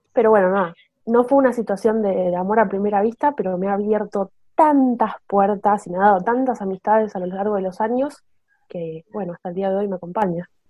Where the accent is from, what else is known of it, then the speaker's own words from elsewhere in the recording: Buenos Aires, Argentina; soy de Argentina, Buenos Aires.